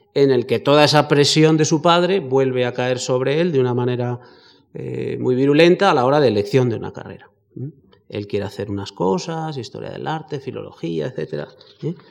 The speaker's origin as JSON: {"language": "Spanish", "country": "Spain", "said": "somos españoles"}